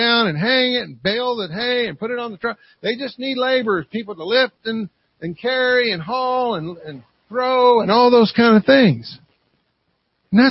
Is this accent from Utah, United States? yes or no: no; Kentucky, United States; I'm from Kentucky